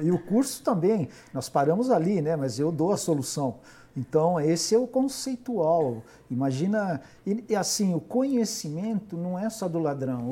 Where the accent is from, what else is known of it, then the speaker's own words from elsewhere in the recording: Minas Gerais, Brazil; E eu sou mineiro